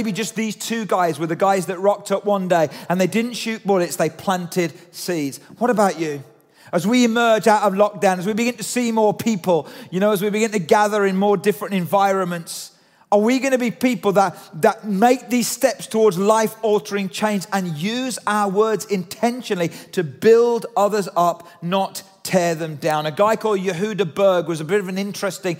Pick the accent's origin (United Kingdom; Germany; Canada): United Kingdom; we're British